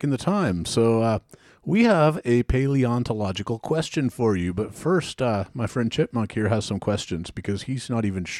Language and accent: English; Washington, United States; I grew up backpacking in the Washington forests